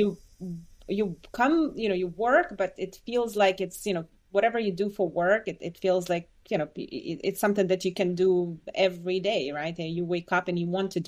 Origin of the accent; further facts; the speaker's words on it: Belarus; moved away; also born or lived in Boston area; I was born and raised in Belarus